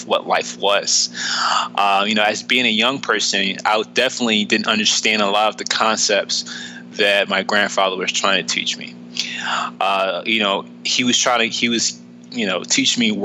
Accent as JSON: {"language": "English", "town": "Philadelphia", "region": "Pennsylvania", "country": "United States", "tie": "born or raised there"}